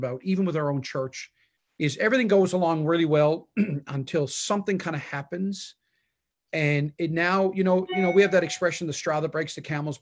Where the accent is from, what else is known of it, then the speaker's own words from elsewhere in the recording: Newfoundland and Labrador, Canada; moved away as an adult; also born or lived in Prince Edward Island; I'm from Newfoundland, I pastored in Prince Edward Island. I've always been kind of an Atlantic Canadian boy